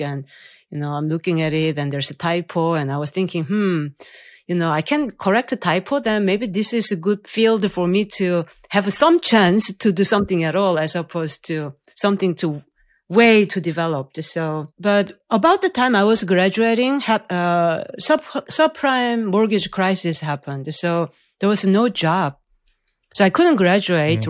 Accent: South Korea; moved away; I'm from South Korea

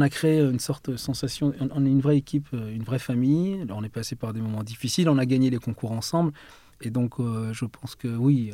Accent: France; also born or lived in Mashhad, Iran; On est venu en France dans un premier temps à l'âge de quand j'avais 3 ans

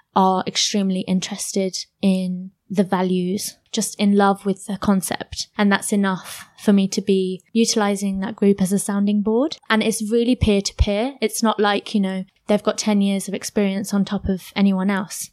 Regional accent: Luton, East of England, United Kingdom; I'm born and bred in Luton.

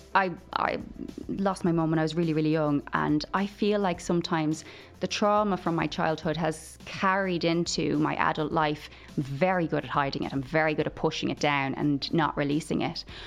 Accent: Limerick, Munster, Ireland; moved away as an adult; now in Kildare, Ireland; I was from Limerick. I'd never even probably stretched my legs outside Limerick at this point in my life.

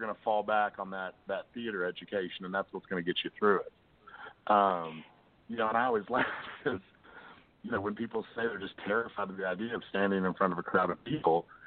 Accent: Lexington, Kentucky, United States; moved away as an adult; now in Springfield, United States; I'm originally from Lexington myself

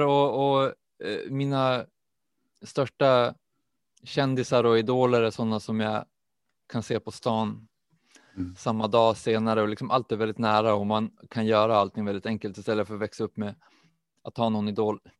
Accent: Umeå, Västerbotten County, Sweden; jag är också uppvuxen i Umeå

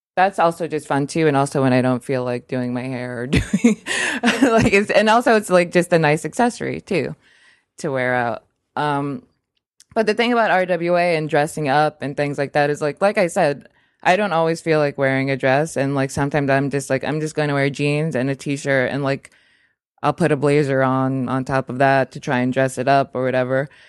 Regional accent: United States; I'm American.

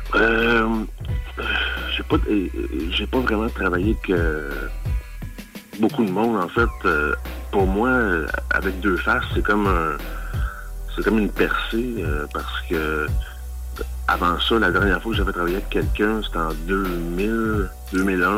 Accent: Montreal, Quebec, Canada; je suis originaire, je suis né à Montréal. je viens de Montréal

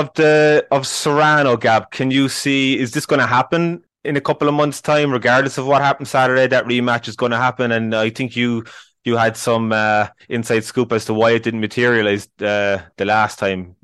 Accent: Ireland; as Irish people

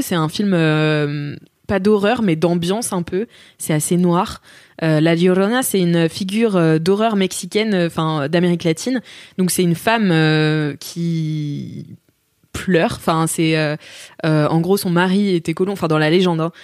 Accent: France; moi, en tant que française

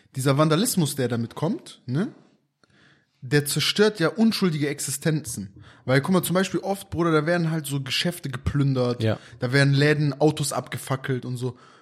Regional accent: Aachen, North Rhine-Westphalia, Germany; hier bei uns in Aachen

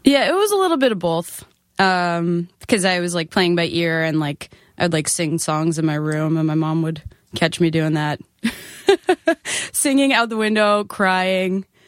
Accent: Nassau County, Long Island, New York, United States; I was from Nassau County

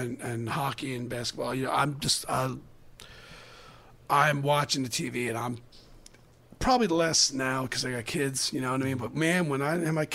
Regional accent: Baltimore, Maryland, United States; I'm from Baltimore

